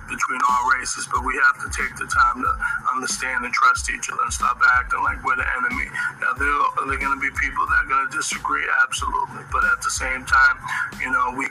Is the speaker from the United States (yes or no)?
yes; United States; as American people